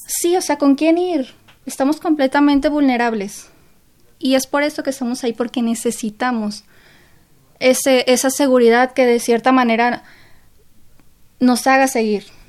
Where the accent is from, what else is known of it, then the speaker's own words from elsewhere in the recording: Sinaloa, Mexico; now in Mexico City, Mexico; mi grupo de amigos somos cinco aquí en, México, que los cinco somos de Sinaloa